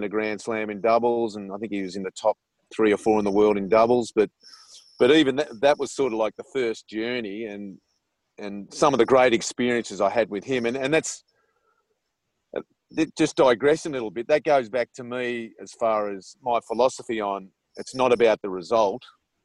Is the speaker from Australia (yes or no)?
yes; Australia; accent: Australian; moved away